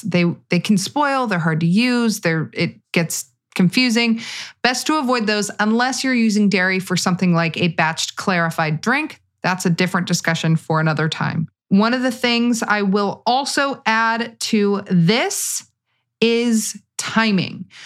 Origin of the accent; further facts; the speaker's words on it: California, United States; I'm from California